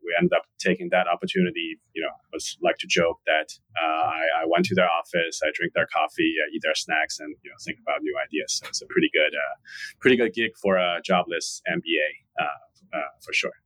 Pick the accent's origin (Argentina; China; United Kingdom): China; Shanghai; moved away as an adult; also born or lived in Charlottesville, Virginia; now in New York, United States; born and raised in Shanghai, China